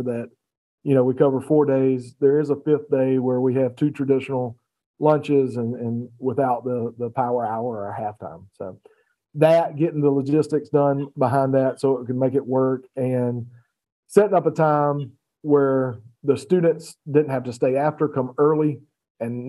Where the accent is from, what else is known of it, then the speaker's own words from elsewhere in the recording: Batesburg-Leesville, South Carolina, United States; also born or lived in Berkeley County, South Carolina; I'm a 1997 graduate of Batesburg-Leesville. Did a little work in the Low Country in Berkeley County as dropout prevention specialist, and had some fun there and was able to come back home and make a difference in my hometown